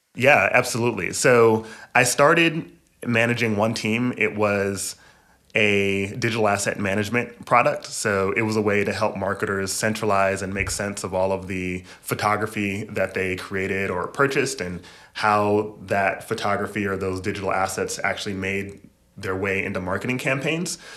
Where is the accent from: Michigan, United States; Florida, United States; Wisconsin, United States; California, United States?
Michigan, United States; moved away as an adult; also born or lived in New York / Boston / Seattle; now in New York City, United States; I was born in Michigan